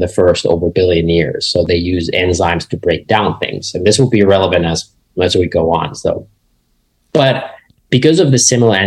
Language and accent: English; Finland; I grew up in Finland, which is a small country in Northern Europe.